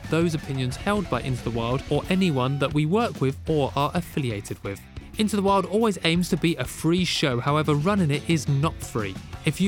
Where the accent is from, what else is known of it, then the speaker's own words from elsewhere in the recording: London, United Kingdom; I'm a Londoner.